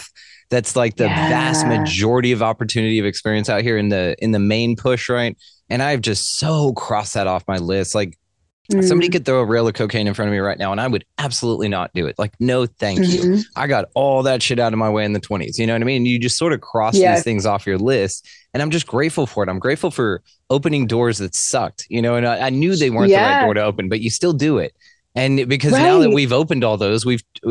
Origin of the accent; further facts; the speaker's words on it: the South, United States; my Southern ears